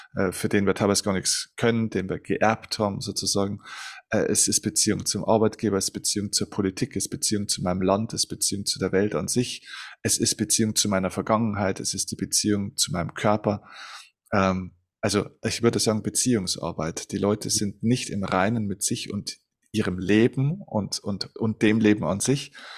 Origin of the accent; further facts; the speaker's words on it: Germany; bei uns in Deutschland